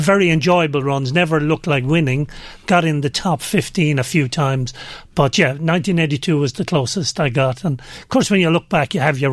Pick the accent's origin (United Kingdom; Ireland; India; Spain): Ireland; I'm Irish. I'm also European